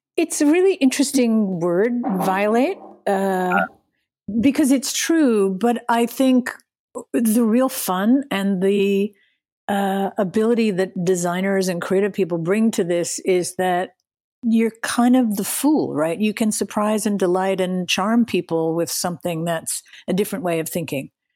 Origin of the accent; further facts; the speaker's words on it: Western Pennsylvania, United States; I grew up in Western Pennsylvania